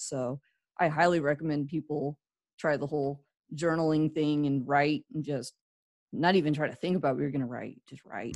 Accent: California, United States; moved away; also born or lived in Midwest / Florida; I grew up in California

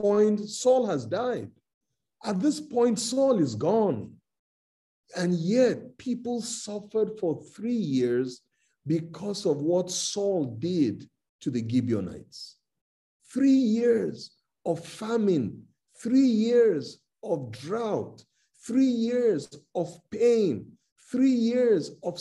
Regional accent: Nigeria; I'm from Nigeria, I'm a Nigerian.

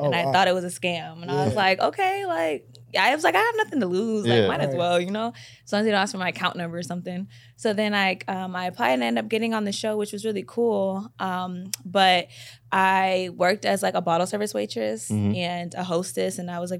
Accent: Waterbury, Connecticut, United States; also born or lived in Bay Area; now in Los Angeles, United States; I'm originally from Waterbury, Connecticut, but I came to L.A. from the Bay Area, so I kind of like... From all over, I guess you can say.

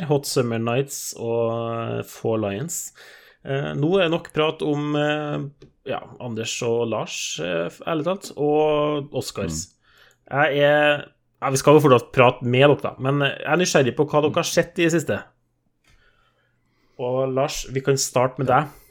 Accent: Trøndelag, Norway; Jeg er jo trønder, tross alt.

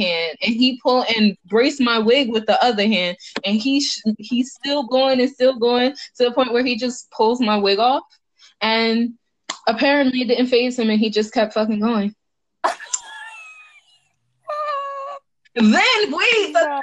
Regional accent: New York, United States; I'm from New York, like New York

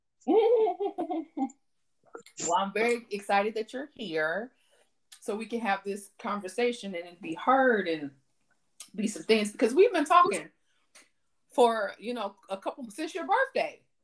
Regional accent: Elkhart, Indiana, United States; We grew up in Elkhart.

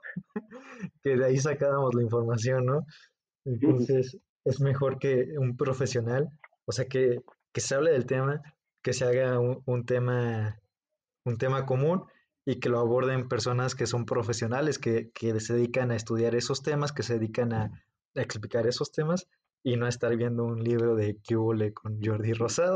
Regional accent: Mexico; en nuestro, en nuestro país, en México

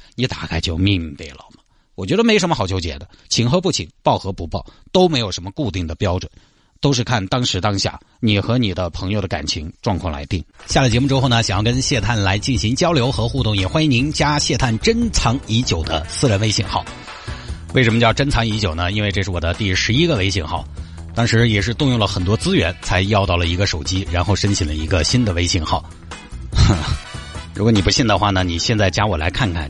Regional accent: Sichuan, China; 我们老家那些基本上就在四川境内

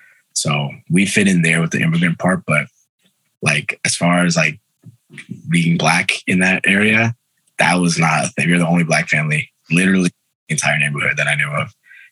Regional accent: Brooklyn, New York, United States; So my family was the only, I had one Colombian friend in school, in my elementary school in Brooklyn, my friend Max.

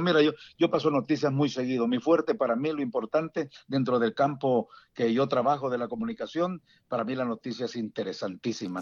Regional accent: San Salvador, El Salvador; moved away as an adult; also born or lived in Dallas Fort Worth, Texas / Houston, Texas; now in Washington metropolitan area, United States; como salvadoreño y principalmente por capitalino, yo soy originario de Salvador, originario de San Salvador

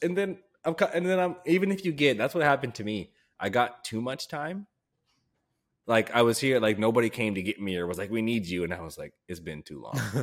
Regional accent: United States; as an American

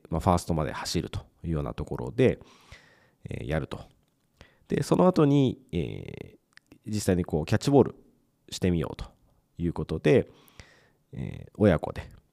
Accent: Mie, Japan; 僕はあの地元が三重県ですぐ近くにこうプロ野球のチームっていうのがあまりなかったので

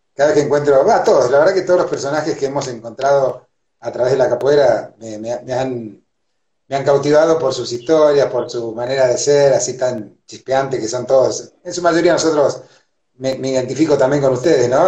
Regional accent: Argentina; yo soy argentino con una idiosincrasia

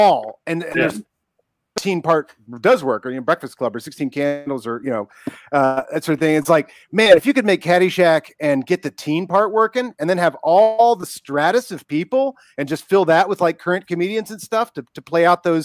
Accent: Ohio, United States; I'm from Ohio.

